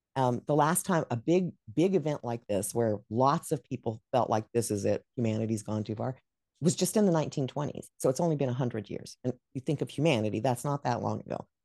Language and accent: English; Dallas, Texas, United States; moved away; also born or lived in New Mexico / Rochester, New York; I was raised in Dallas, which, I mean, they have, they had winters back then.